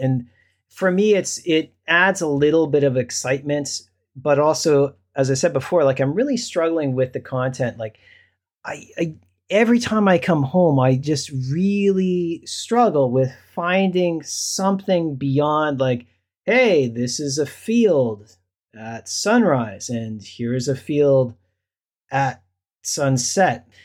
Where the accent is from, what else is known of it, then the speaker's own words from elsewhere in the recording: Canada; now in South Korea; I'm a Canadian passport holder, I'm, I'm coming home.